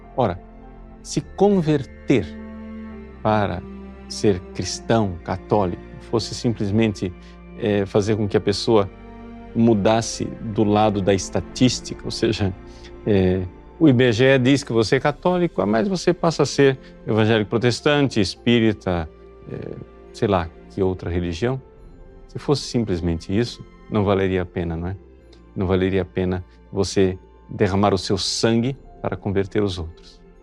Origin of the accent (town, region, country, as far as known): Brazil